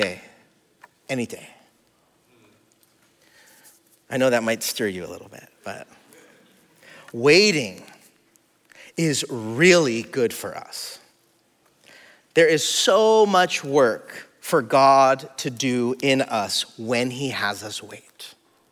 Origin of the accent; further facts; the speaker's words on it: California, United States; also born or lived in Hawaii; I'm from California, I'm from here.